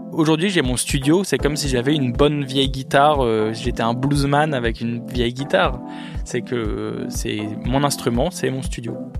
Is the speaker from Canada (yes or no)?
no; Villeneuve-d'Ascq, Hauts-de-France, France; je viens de Lille, précisément de Villeneuve-d'Ascq, qui est une petite ville, euh, à côté de Lille.